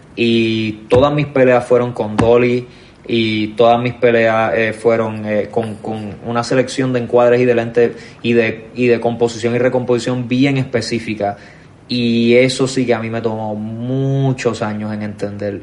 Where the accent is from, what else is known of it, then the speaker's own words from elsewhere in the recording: Puerto Rico; nosotros como boricuas